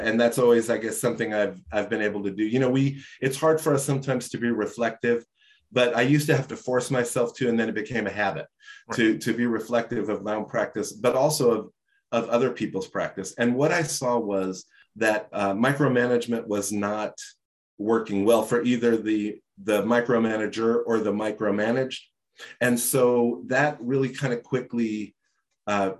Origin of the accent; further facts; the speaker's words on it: New York City, New York, United States; I grew up in Brooklyn, right? I grew up in a housing project my first 7 years.